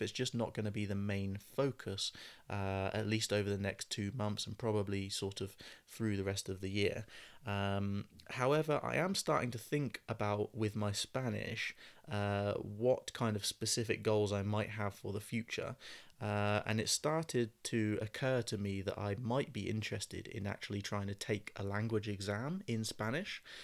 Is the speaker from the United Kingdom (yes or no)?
yes; United Kingdom; accent: British English; first language English